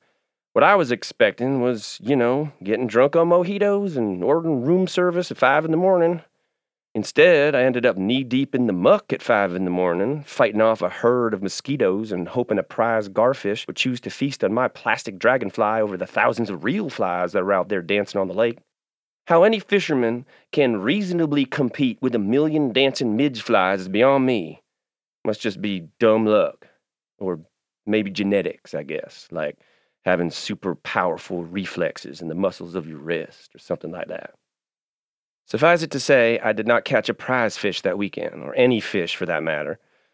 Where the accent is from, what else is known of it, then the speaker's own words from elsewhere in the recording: Kentucky, United States; I grew up in Kentucky, outside of Louisville.